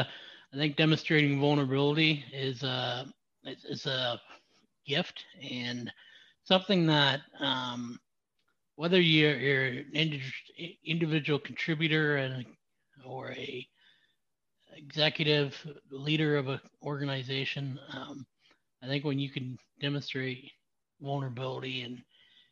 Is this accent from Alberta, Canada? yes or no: no; Southwestern Ontario, Canada; now in Ottawa, Canada; I was born in Southern Ontario. Southwestern Ontario.